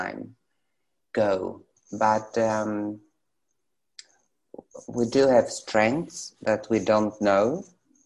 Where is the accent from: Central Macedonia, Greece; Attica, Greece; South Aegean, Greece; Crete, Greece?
Central Macedonia, Greece; Thessaloniki; moved away as an adult; also born or lived in Sweden; now in Athens, Greece; I come from Thessaloniki, and it's our common city, so we know each other from our neighborhood